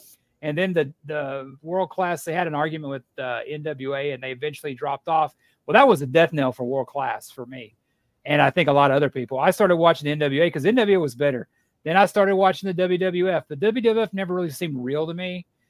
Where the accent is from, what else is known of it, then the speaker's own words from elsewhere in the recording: Texas, United States; I'm from Texas.